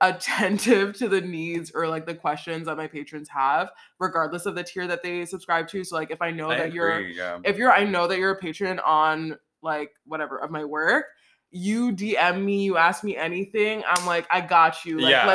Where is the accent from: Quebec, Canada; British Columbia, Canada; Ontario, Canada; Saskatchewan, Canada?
Quebec, Canada; Montreal; That I'm not French. I'm from Montreal.